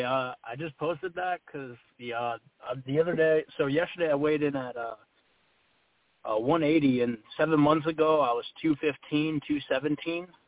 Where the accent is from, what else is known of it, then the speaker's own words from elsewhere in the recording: Massachusetts, United States; moved away as an adult; now in Florida, United States; I'm from Massachusetts originally